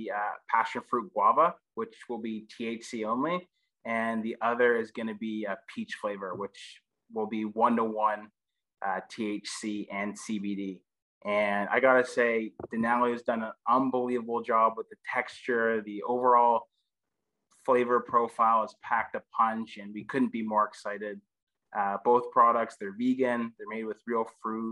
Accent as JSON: {"language": "English", "country": "Canada", "said": "being the Canadian on the team"}